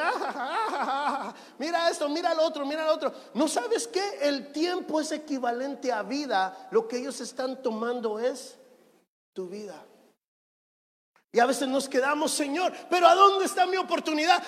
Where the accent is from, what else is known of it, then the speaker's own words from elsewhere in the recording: Guatemala; now in Guayaquil, Ecuador; Yo nací en Guatemala